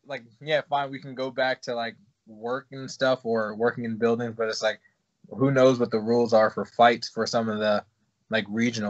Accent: Virginia, United States; I came from Virginia, and I was kind of – like, there were gyms that I went to, you know.

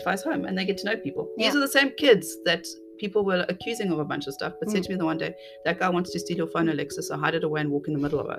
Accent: South Africa; as a South African citizen

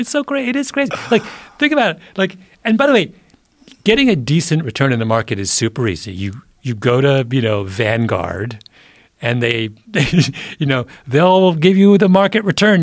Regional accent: Southwest Ontario, Canada; moved away; my little hometown in Southwest Ontario, sleepy, you know, farm country

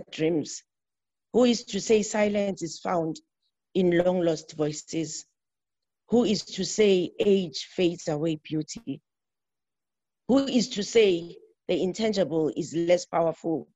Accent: South Africa; from South Africa

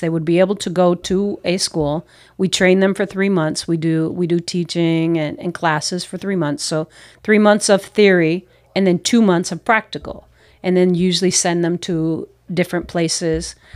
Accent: United States; moved away as an adult; also born or lived in New York / Philadelphia; now in Peru; as American uh, North Americans

